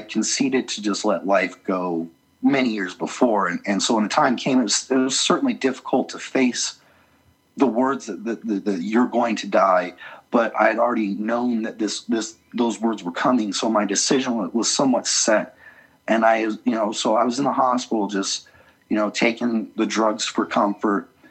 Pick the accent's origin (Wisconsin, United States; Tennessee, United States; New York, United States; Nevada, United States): Nevada, United States; Las Vegas; also born or lived in Utah; now in Salt Lake City, United States; I grew up in Las Vegas uh, for most of my life, and then moved back um, to Utah